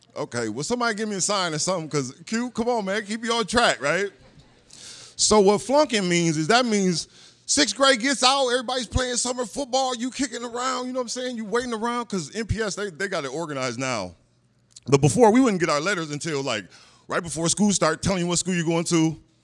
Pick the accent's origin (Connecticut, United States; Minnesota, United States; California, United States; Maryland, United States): Minnesota, United States; Minneapolis; I grew up in North Minneapolis, uh, Minnesota